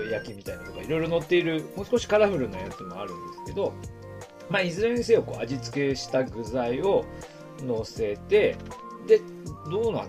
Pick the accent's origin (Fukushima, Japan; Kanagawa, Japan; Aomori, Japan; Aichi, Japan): Aomori, Japan; also born or lived in Iiyama, Nagano (mother's hometown); now in Niigata, Japan; 私青森から直江津経由で飯山まで行くというケースが、